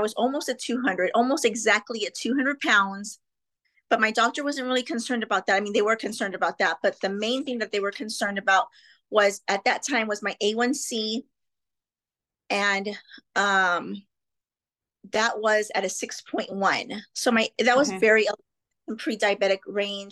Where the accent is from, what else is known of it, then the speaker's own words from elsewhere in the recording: McAllen, Texas, United States; I'm from South Texas, specifically McAllen, Texas